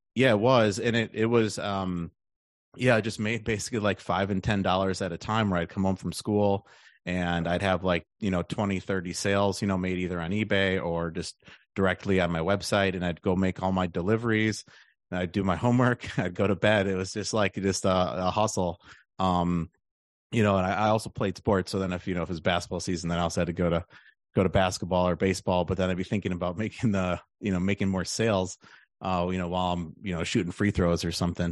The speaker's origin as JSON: {"language": "English", "town": "Milwaukee", "region": "Wisconsin", "country": "United States", "also_born_or_lived": "Austin, Texas", "moved": "as an adult", "said": "I'm from the Milwaukee area."}